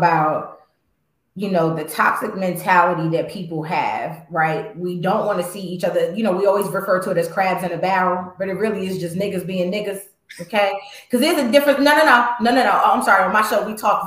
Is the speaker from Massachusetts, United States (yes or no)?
no; New York, United States; I grew up in New York